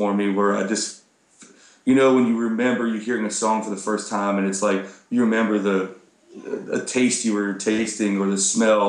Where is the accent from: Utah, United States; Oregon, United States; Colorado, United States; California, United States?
Colorado, United States; moved away as an adult; also born or lived in Texas; I grew up in Colorado